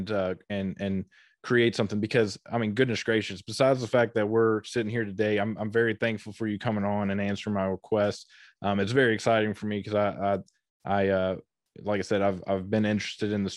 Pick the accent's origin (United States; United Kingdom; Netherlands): United States; Ohio River Valley; I grew up in the Ohio River Valley